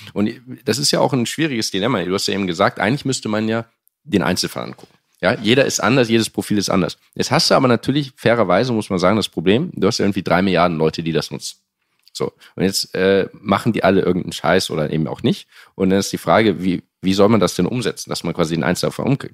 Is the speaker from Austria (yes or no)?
no; Hamburg, Germany; moved away as an adult; also born or lived in Cambridge, United Kingdom / France; ich komme aus Hamburg ursprünglich, Hamburg